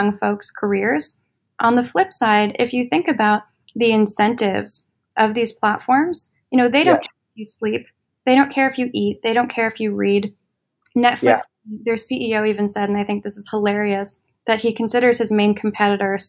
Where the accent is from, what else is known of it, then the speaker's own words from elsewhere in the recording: Washington, District of Columbia, United States; moved away as an adult; now in New York, United States; I grew up in Washington, D.C. And then I moved to New York for college